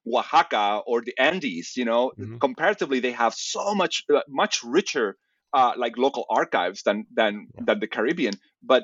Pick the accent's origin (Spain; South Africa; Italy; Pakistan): Spain; Seville, Andalusia; moved away; I'm from Sevilla. So I was at home